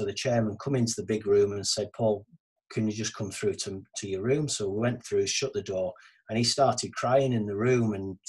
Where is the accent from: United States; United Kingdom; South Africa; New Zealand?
United Kingdom; Carlisle, North West England; it's my hometown, my home city, Carlisle